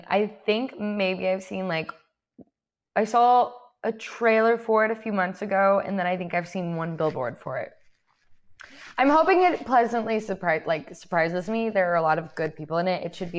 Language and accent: English; Florida, United States; growing up in Florida